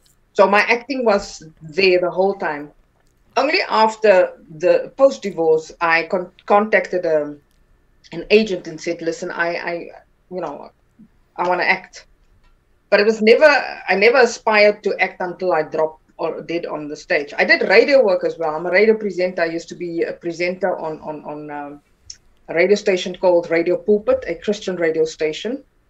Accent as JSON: {"language": "English", "region": "Northern Cape", "country": "South Africa", "tie": "born or raised there", "first_language": "Afrikaans", "second_language": "English", "said": "Afrikaans is my where I am very relaxed, because that's my mother tongue. Yes. I grew up in Northern Cape, so that's the language that I heard for 7 years of my life."}